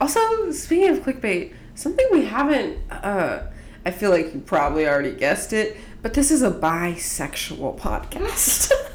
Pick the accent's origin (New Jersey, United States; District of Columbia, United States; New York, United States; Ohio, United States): District of Columbia, United States; Washington; also born or lived in Montgomery County, Maryland; a gentrified uh, area of Washington D.C. that wasn't that way when I was a baby. But also, I like went to school in Maryland